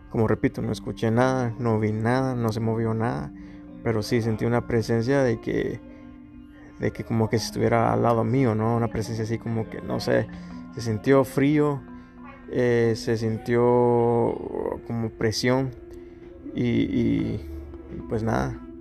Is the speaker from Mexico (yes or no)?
no; Chiquimula, Guatemala; moved away; mi país natal, Guatemala, a mi ciudad, Chiquimula